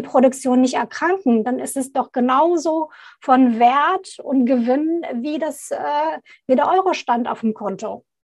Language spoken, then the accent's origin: German; Baghdad, Baghdad Governorate, Iraq; moved away; ich komme gebürtig aus Bagdad, aus dem Irak